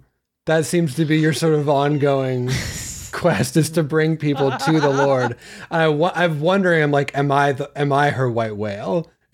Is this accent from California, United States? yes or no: yes; Santa Barbara, California, United States; I'm from Santa Barbara, California.